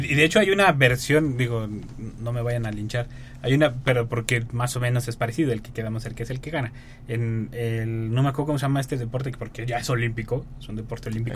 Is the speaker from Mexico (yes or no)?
yes; Mexico; Como mexicanos.